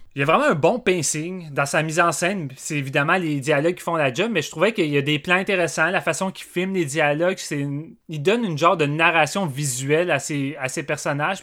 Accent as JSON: {"language": "French", "country": "Canada", "said": "on est canadien aussi. Je suis fier d'être au Canada."}